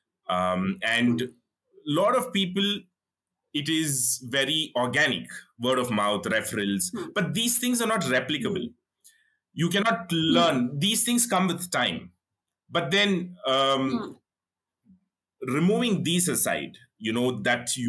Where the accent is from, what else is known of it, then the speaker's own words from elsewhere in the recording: India; as an Indian population